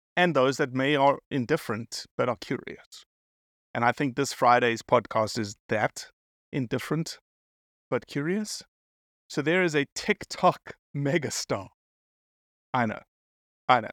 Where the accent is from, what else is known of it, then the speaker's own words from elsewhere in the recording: South Africa; I'm South African